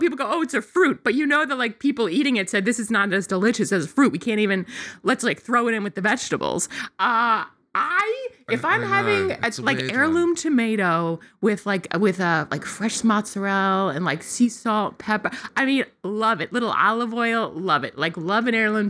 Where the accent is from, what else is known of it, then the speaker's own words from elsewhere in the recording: Long Island, New York, United States; I grew up on Long Island